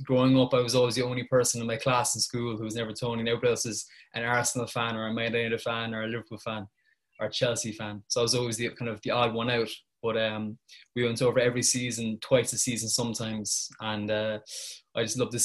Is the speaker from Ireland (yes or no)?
yes; Cork, Munster, Ireland; I'm from Ireland, as you can probably tell by my accent. I'm from Cork in the south of the country.